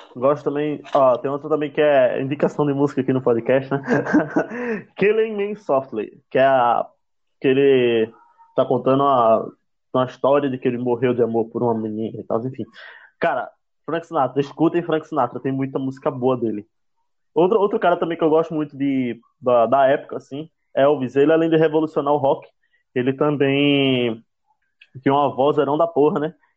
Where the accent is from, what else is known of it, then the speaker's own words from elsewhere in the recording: Northeast Region, Brazil; eu sou do Nordeste, né? É bem impossível não perceber meu sotaque